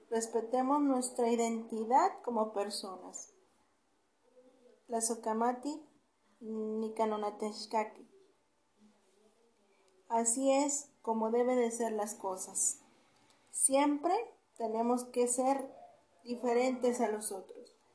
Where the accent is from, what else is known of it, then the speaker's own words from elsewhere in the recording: Mexico; somos de México, que somos mexicanos.